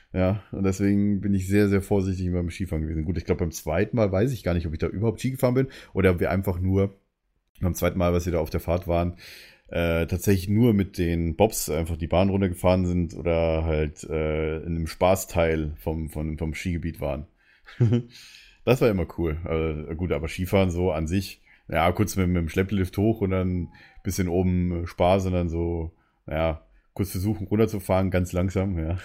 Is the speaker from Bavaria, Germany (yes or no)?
yes; Munich, Bavaria, Germany; als Münchner ist man dann halt, sage ich es mal, ein bisschen anders